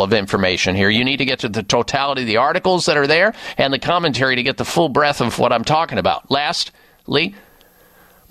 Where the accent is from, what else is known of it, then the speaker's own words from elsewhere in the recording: Midwest, United States; when I grew up in the Midwest